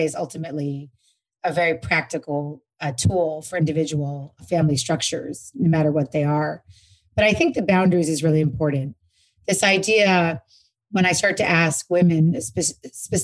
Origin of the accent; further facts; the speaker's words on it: New York, United States; now in Los Angeles, United States; I'm from New York, but I live in LA now.